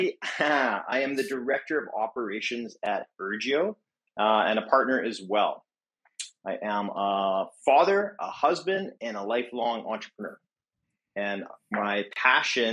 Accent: Edmonton, Alberta, Canada; moved away as an adult; now in Vancouver, Canada; I grew up in Edmonton, Alberta, and I moved to Vancouver in 2010.

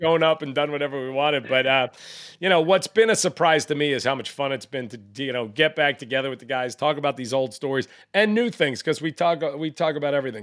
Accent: New York, United States; I grew up in New York

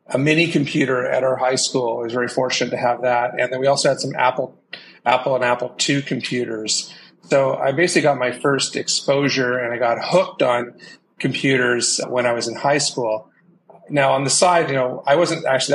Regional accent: Vancouver, British Columbia, Canada; moved away as an adult; also born or lived in San Francisco Bay Area / Seattle; I grew up in Vancouver, Canada

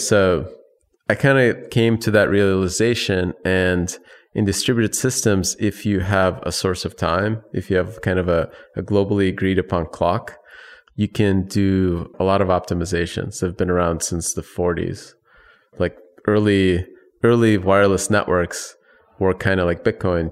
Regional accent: Chicago, Illinois, United States; also born or lived in Soviet Union / Ukraine; I was born in the Soviet Union. When I left, it was, uh, right after the whole thing fell apart. I still had a Soviet passport, but I grew up in, in the Chicago area

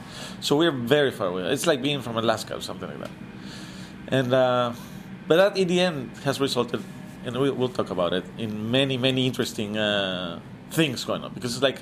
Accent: Tijuana, Baja California, Mexico; also born or lived in Hermosillo, Sonora, Mexico; now in Mexico City, Mexico; I just was born there, and I grew up in Tijuana. So I'm more like the result of growing up in the border.

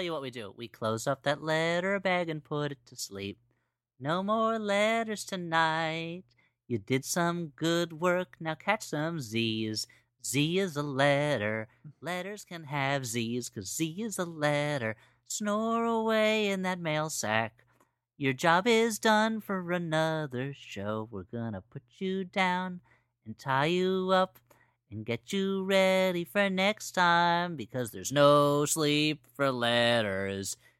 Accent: New Jersey, United States; moved away as an adult; now in Los Angeles, United States; I grew up in New Jersey.

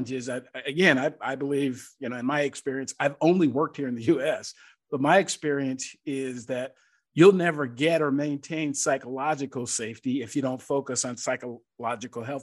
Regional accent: Seattle, Washington, United States; also born or lived in Worcester, Massachusetts; now in Atlanta, United States; I was born and raised in Seattle

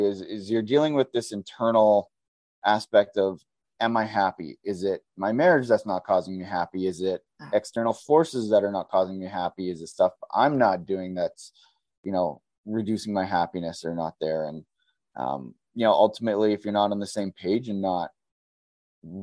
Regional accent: Southern Alberta, Canada; moved away as an adult; now in Edmonton, Canada; I'm from Southern Alberta

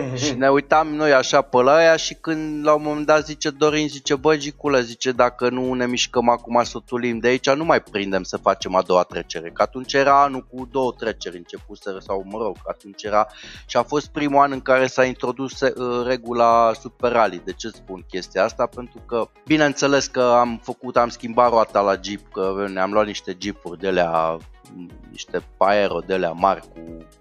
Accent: Brașov, Brașov County, Romania; sunt brașovean

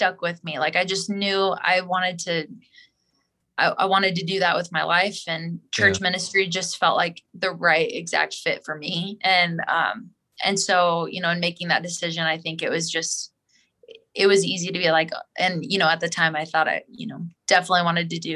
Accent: Springfield, Missouri, United States; growing up in Springfield

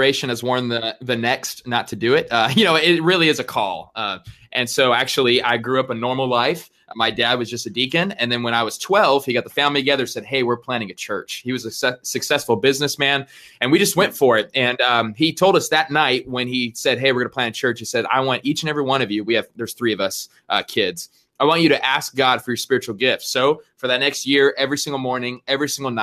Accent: Arizona, United States; also born or lived in California; I'm from Arizona

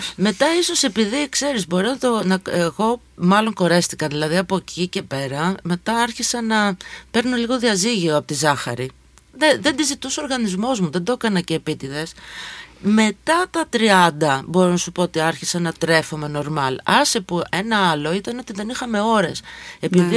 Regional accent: Volos, Thessaly, Greece; moved away; also born or lived in Athens; Εγώ μεγάλωσα αντίστοιχα στο Βόλο

